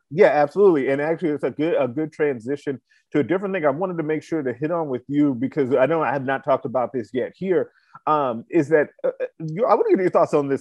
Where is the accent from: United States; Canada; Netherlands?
United States; Chicago, Illinois; I grew up in Chicago.